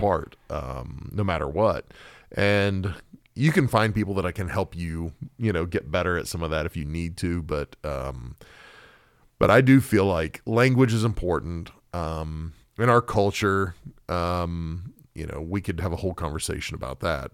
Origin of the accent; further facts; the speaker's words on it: Oklahoma, United States; I grew up in Oklahoma